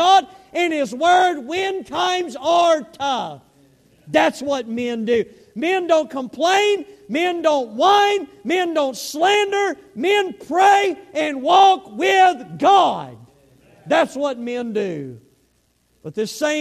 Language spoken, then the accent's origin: English; the South, United States; accent: southern; I had my southern accent